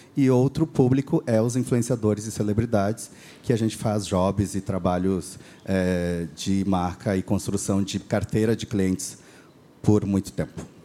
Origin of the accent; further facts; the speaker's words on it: Rio Grande do Sul, Brazil; accent: gaúcho; eu sou ah, nascido então no Rio Grande do Sul